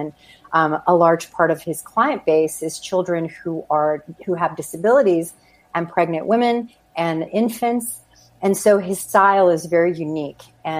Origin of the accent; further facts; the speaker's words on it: New Mexico, United States; moved away as an adult; Anyway, so I moved out to California from New Mexico, went in my early 20s, and I was trying to seek out an acting career, as one does